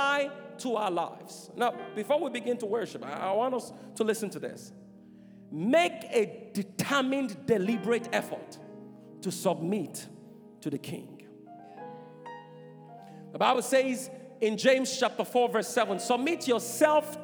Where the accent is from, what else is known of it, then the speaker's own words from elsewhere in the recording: Nigeria; I'm Nigerian